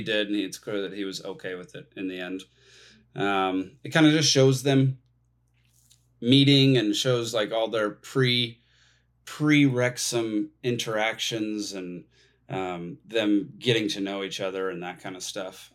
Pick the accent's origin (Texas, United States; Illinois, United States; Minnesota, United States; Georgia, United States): Texas, United States; moved away as an adult; now in Atlanta, United States; I grew up in Texas